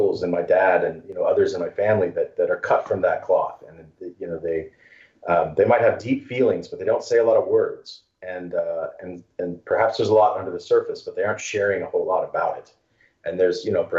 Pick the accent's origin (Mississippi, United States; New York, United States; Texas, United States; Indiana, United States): Texas, United States; I grew up in Texas